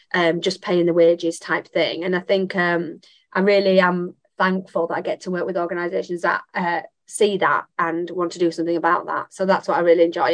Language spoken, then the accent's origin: English; Bradford, Yorkshire and the Humber, United Kingdom; Bradford, my hometown.